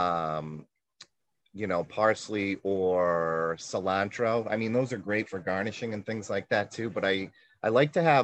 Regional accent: New England, United States; I'm from New England

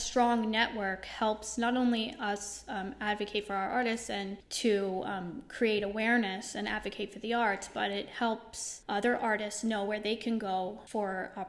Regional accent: Scranton, Pennsylvania, United States; moved away as an adult; now in Babylon, United States; Yes, I'm from the Scranton area of Pennsylvania, and I moved here a few years ago.

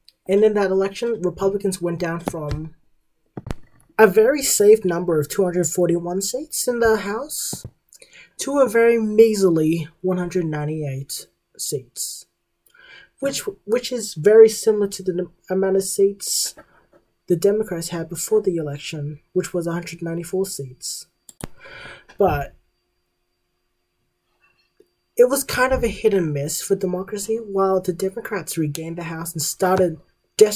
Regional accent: Australia; As an Australian

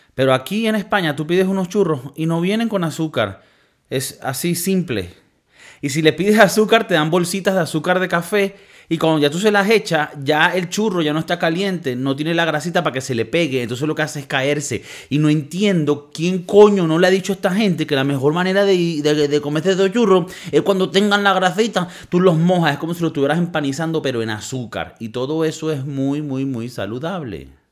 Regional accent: Valencia, Carabobo, Venezuela; now in Spain; imagínate de la ciudad que yo soy, Valencia, Venezuela

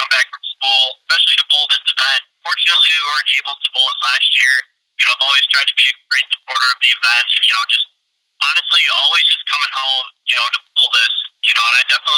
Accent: Peru, Illinois, United States; Peru, Illinois, you know, my hometown.

